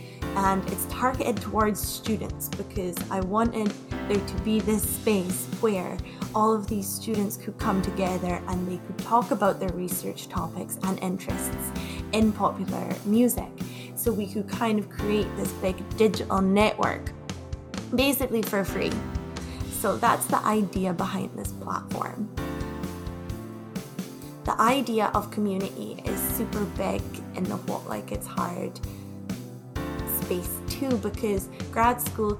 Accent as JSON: {"language": "English", "region": "Scotland", "country": "United Kingdom", "also_born_or_lived": "Glasgow / Toronto", "moved": "as an adult", "said": "So I'm originally from the Orkney Islands. Those are the islands right up north in Scotland. And then I moved to Glasgow to do my undergrad. So I lived there for a couple of years. And then I moved to Canada."}